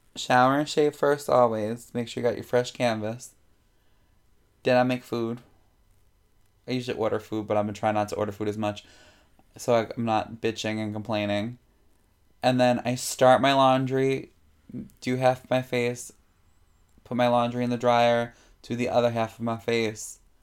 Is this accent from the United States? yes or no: yes; New York City, New York, United States; also born or lived in Morris County, New Jersey; I am born and raised Jamaica Queens. Didn't move here. I came from here.